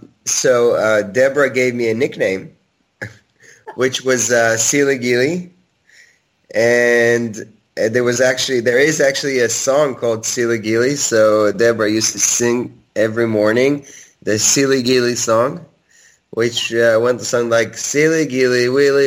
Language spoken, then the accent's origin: English; Jerusalem, Jerusalem District, Israel; Jerusalem is actually my hometown, where I grew up and lived for 28 years of my life